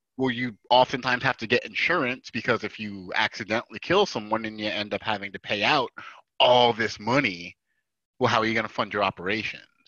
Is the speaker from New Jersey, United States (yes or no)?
yes; New Jersey, United States